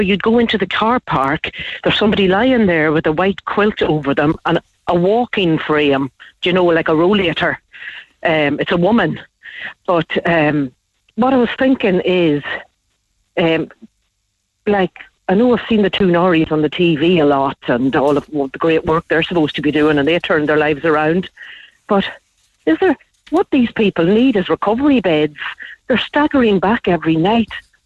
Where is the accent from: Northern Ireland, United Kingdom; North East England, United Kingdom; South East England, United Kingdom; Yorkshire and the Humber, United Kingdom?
Northern Ireland, United Kingdom; Fermanagh; now in Laois, Ireland; I'm from Fermanagh, but we were coming from Laois